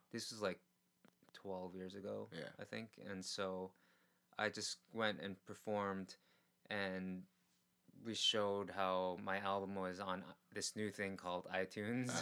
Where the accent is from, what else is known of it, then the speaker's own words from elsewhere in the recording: New York City, New York, United States; now in Korea; I grew up in New York City where there were com- comedy clubs and stuff that I couldn't get into mm-hmm. as a mm-hmm. kid